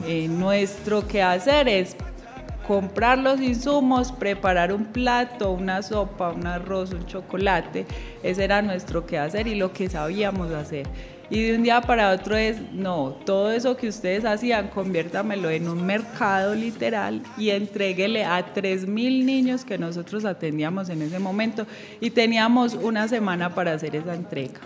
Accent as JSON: {"language": "Spanish", "town": "Medellín", "region": "Antioquia", "country": "Colombia", "also_born_or_lived": "Valle del Cauca", "said": "yo vivo aquí en San Antonio de Prado, siempre he sido de San Antonio de Prado"}